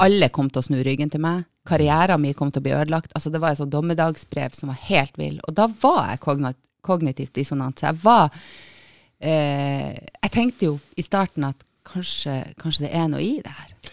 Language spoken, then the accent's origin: Norwegian; Tromsø, Troms, Norway; accent: northern Norwegian; jeg er fra Tromsø